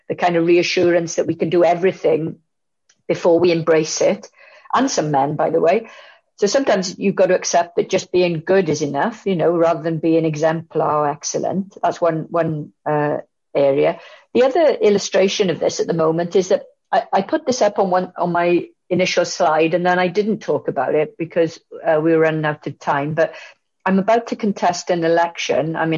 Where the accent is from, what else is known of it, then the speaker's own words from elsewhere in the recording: Bridgend, Wales, United Kingdom; my family are from Maesteg and I grew up in Bridgend